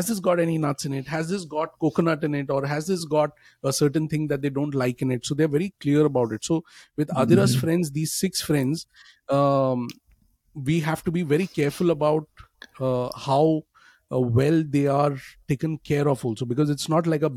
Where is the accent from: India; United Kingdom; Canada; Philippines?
India; moved away; as a family, we are from India